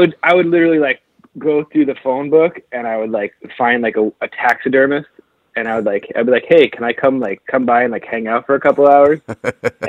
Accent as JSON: {"language": "English", "town": "Boston", "region": "Massachusetts", "country": "United States", "tie": "born or raised there", "said": "I grew up in Boston"}